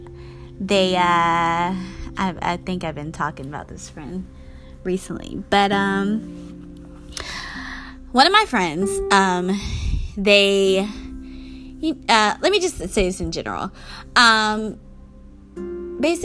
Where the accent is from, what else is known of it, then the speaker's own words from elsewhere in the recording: Georgia, United States; moved away; I'm from Georgia. I go visit my parents a couple times a year, but currently I wouldn't want to go back, because my childhood was great and everything, but it wasn't my happy place.